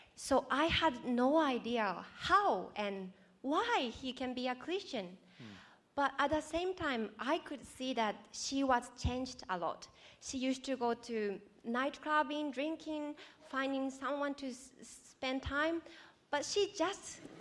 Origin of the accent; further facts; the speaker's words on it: Japan; moved away as an adult; now in Australia; I'm from Japan. Um, I grew up in non-religious family.